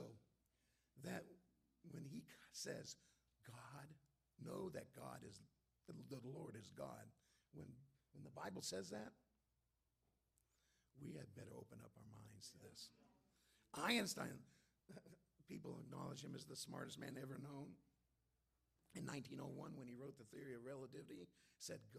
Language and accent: English; Antelope Valley, California, United States; I'm from the Antelope Valley